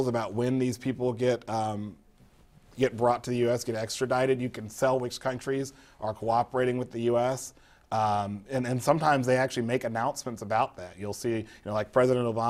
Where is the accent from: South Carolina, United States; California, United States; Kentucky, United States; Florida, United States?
Florida, United States; I'm from Florida